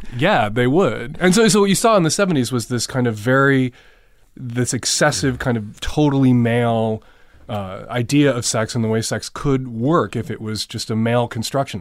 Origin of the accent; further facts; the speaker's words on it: Chicago, Illinois, United States; I grew up in, in Rogers Park, which is as far north and east